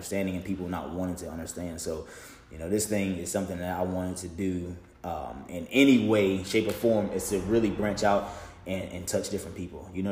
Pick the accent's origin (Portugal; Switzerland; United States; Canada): United States; Williamson Road area, Roanoke, Virginia; I grew up in Wilmot, off of Shenandoah.